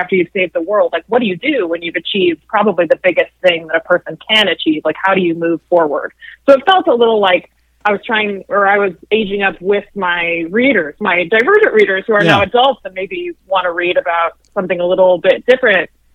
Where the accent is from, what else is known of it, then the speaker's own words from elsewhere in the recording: Chicago suburbs, Illinois, United States; now in Chicago, United States; I grew up in the Chicago suburbs